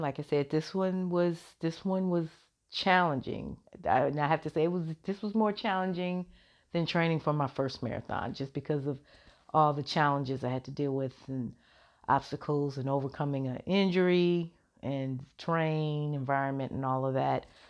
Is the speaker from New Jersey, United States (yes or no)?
no; Chicago, Illinois, United States; that's my hometown, love Chicago